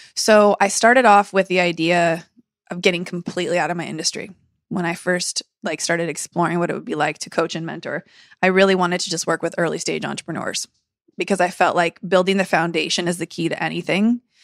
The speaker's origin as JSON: {"language": "English", "town": "San Diego", "region": "California", "country": "United States", "tie": "born or raised there", "said": "I grew up in San Diego, my whole family's here"}